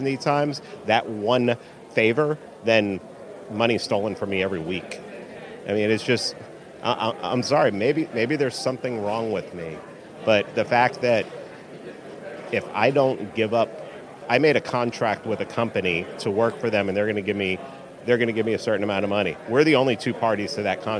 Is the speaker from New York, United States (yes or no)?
yes; New York City, New York, United States; now in Georgia, United States; I grew up in New York City. I grew up in the Bronx.